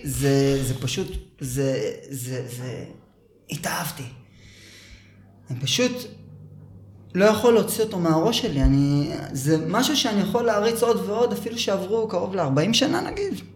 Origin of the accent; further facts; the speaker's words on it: Holon, Tel Aviv District, Israel; moved away as an adult; also born or lived in Herzliya; גדלתי בחולון, אה, עד כיתה ו'. כיתה ו' הגעתי להרצליה